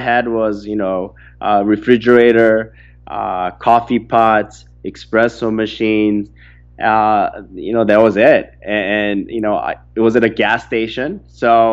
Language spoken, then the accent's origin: English; Orange County, California, United States; I grew up in Orange County not having everything that I wanted